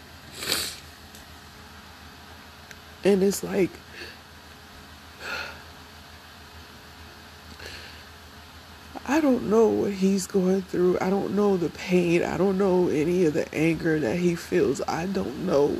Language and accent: English; Ohio, United States; moved away; I'm originally from Ohio